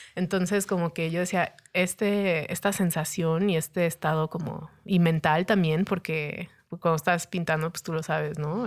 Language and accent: Spanish; Cancún, Quintana Roo, Mexico; moved away as an adult; also born or lived in Denver / Cholula; now in Mexico City, Mexico; después pues crecí en Cancún. Eh, Cancún es mi hogar. O sea, yo me considero 100% cancunense.